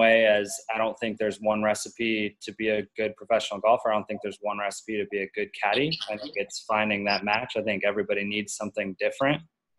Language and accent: English; Colorado, United States; Never mind. I'm from Colorado.